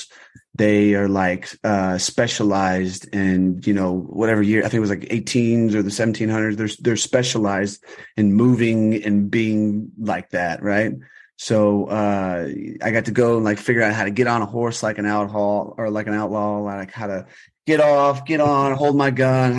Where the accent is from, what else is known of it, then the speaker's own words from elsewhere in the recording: Austin, Texas, United States; now in Los Angeles, United States; I'm from Austin, Texas